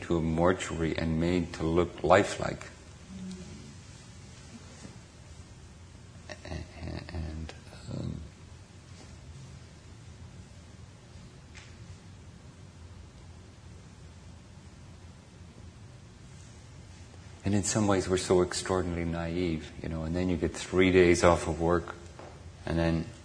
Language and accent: English; Ireland; now in Redwood City, United States; I grew up in Ireland